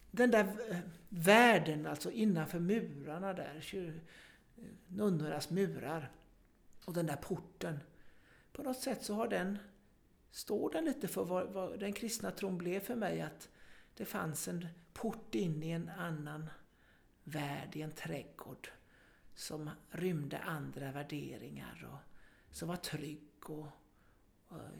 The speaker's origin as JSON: {"language": "Swedish", "town": "Gothenburg", "region": "Västra Götaland", "country": "Sweden", "said": "som sagt, jag kommer från Göteborg och eh, när jag skulle börja lekis så eh, var det närmaste lekiset, det var ett katolskt lekis"}